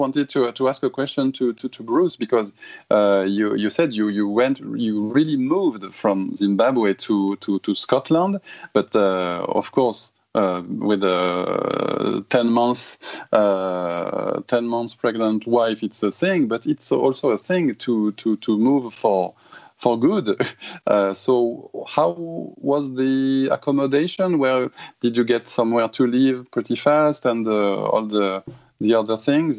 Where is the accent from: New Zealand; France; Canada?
France; Toulouse, Occitania; English is a second language; moved away as an adult; now in Japan; Toulouse, my hometown in south of France